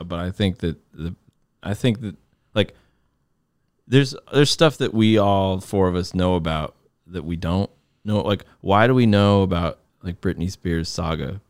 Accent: Connecticut, United States; I'd be in my hometown saying that I'm lucky to be in the Connecticut mu-, musicine, music scene

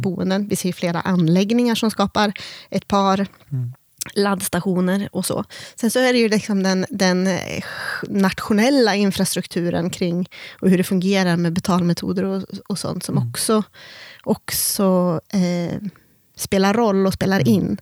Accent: Järvsö, Gävleborg County, Sweden; also born or lived in Korsjö; Jag är född och uppvuxen här i Järvsö

